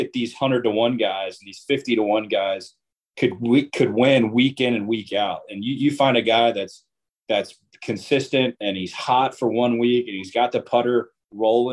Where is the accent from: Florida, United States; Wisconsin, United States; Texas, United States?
Florida, United States; Ponte Vedra Beach; I am actually born and raised in Ponte Vedra Beach, Florida, home of the Players